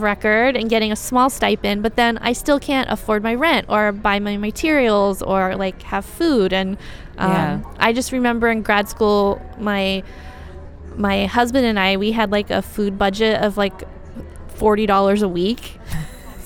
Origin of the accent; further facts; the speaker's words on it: Ohio, United States; moved away as an adult; now in San Antonio, Texas, United States; I grew up partly in Ohio